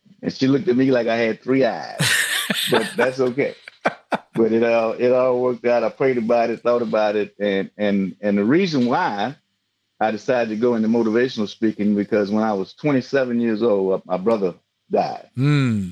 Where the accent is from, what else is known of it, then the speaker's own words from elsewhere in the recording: Alexandria, Louisiana, United States; also born or lived in Baton Rouge, Louisiana; I'm originally from Alexandria, Louisiana, Central Louisiana